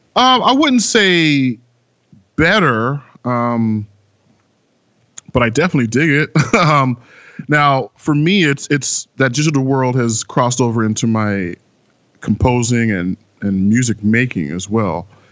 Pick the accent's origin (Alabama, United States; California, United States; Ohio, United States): California, United States; San Francisco Bay Area; moved away as an adult; also born or lived in Brooklyn, New York / Los Angeles; now in New York, United States; I was born in Brooklyn, but I was raised entirely in the San Francisco Bay Area.